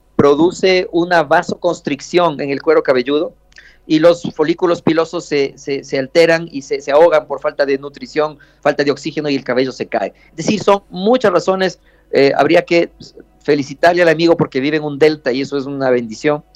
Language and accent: Spanish; Ecuador; aquí, aquí en Ecuador